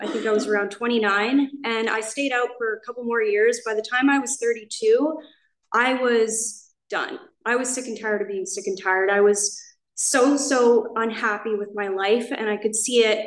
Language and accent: English; Canada; moved away as an adult; now in Laguna Niguel, United States; I'm from Canada. I moved here, I think 17 months ago